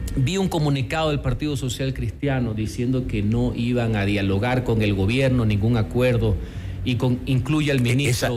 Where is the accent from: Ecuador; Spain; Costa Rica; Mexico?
Ecuador; como ecuatoriano